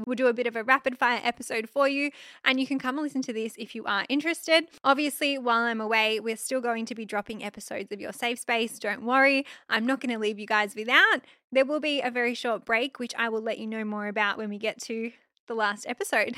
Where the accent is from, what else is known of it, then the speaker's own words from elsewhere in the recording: Australia; I'm just an Aussie girl